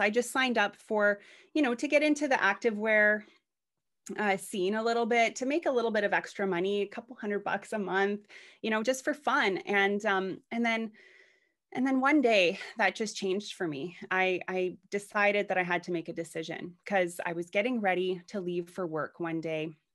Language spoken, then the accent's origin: English; Canada; Canada, which is where I'm from. I'm Canadian